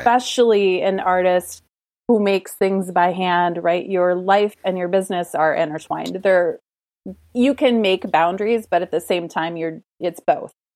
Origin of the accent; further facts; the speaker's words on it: United States; growing up in the United States